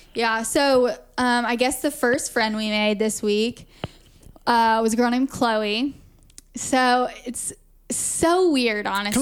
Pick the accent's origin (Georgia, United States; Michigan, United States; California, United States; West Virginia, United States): Georgia, United States; Augusta; now in Lisbon, Portugal; we're both from Augusta, Georgia